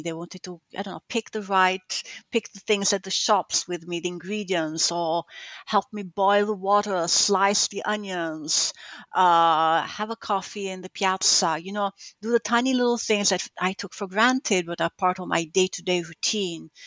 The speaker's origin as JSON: {"language": "English", "town": "Gaeta", "region": "Lazio", "country": "Italy", "tie": "born or raised there", "also_born_or_lived": "northern Italy", "moved": "yes", "said": "my hometown, Gaeta, the South"}